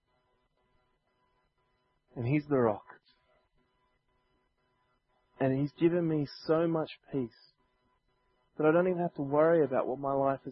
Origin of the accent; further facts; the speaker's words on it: Sydney, New South Wales, Australia; growing up in Chester Hill where I was living